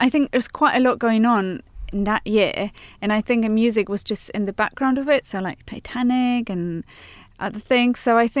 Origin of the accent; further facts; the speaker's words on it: Poland; accent: Polish; now in Cambridge, United Kingdom; I'm originally from Poland